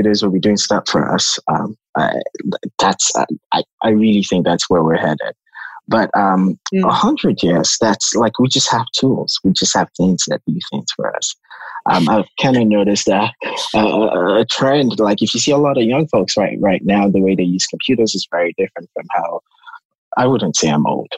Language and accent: English; Lagos, Nigeria; I'm from Nigeria, a city called Lagos, Nigeria